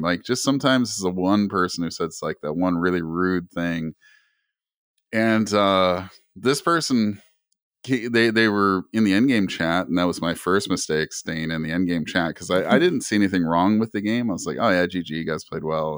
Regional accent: Canada; I'm, I'm originally from Canada.

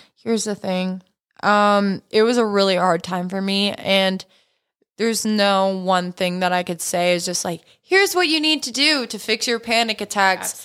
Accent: Canada; also born or lived in Los Angeles, United States; now in United States; I'm Canadian

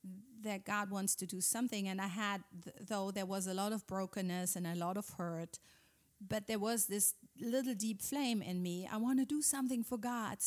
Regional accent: Germany; English is a second language; moved away as an adult; Yeah, I'm from Germany. We live here since 14 years. Came here with our 4 sons 14 years ago

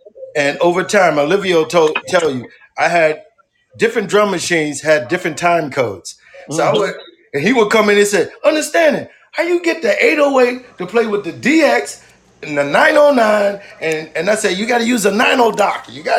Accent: Queens, New York, United States; So, but when we came from Queens, they said, oh, these niggas in Queens is not soft.

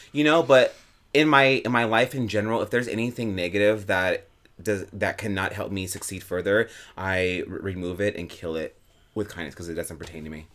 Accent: Albuquerque, New Mexico, United States; now in New York City, United States; I am originally from Albuquerque, New Mexico.

